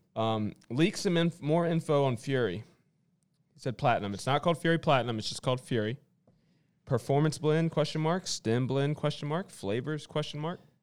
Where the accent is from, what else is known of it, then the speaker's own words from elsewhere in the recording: Roanoke, Virginia, United States; I'm from Roanoke